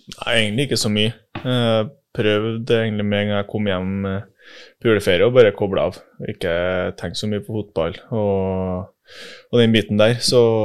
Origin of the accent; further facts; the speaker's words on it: Melhus, Trøndelag, Norway; accent: trønder; also born or lived in Oslo; er født i Oslo, bodde der i tre år. Men eh, resten av familien min, eller eh, si, besteforeldre og foreldre, er jo fra Trondheim. Så ja. var der mens pappa studerte ferdig, tror jeg. Og så hjem til Melhus.